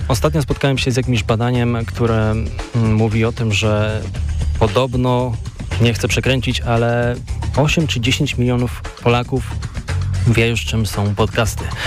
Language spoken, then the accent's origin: Polish; Koszalin, West Pomeranian Voivodeship, Poland; ja jestem właśnie z Koszalina, z tych stron